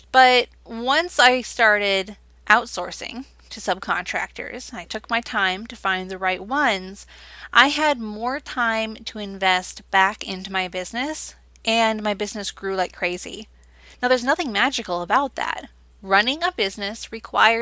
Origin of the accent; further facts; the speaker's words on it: Wisconsin, United States; my home state now, Wisconsin